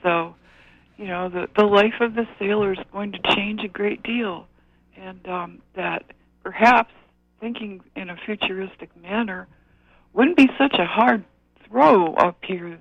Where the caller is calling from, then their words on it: Orono, Maine, United States; I'm calling from Orono